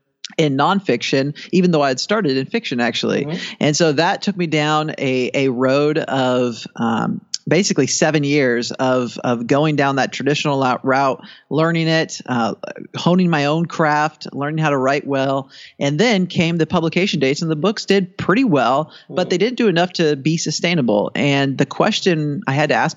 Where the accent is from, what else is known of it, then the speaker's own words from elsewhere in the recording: Washington, United States; my home state of Washington State